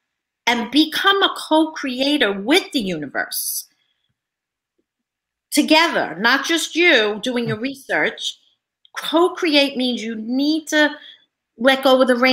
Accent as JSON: {"language": "English", "region": "New York", "country": "United States", "said": "I'm from New York"}